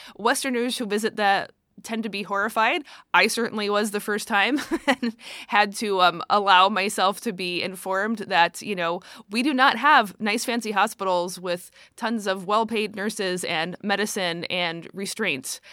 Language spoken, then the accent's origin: English; United States; as an American